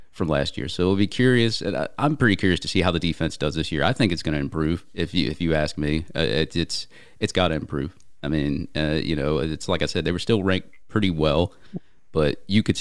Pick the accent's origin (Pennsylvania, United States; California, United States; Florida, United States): Florida, United States; Jacksonville; I'm from Jacksonville